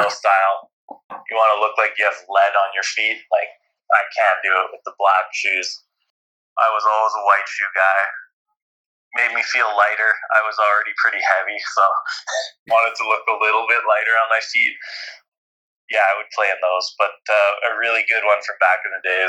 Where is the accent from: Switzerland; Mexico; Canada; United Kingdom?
Canada; being a Canadian athlete who wasn't an Olympian